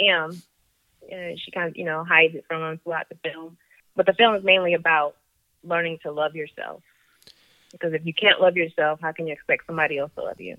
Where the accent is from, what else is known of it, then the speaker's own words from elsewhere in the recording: Germany; moved away; I grew up in Germany